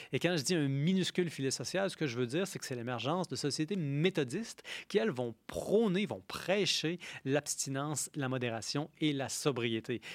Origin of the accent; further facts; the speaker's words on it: Quebec, Canada; en tant que Québécois dont le pays a été occupé par l'Angleterre